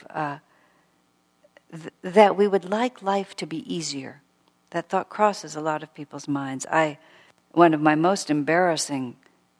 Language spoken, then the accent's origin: English; United States